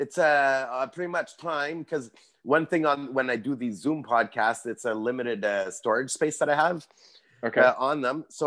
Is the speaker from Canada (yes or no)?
yes; Canada; being Canadian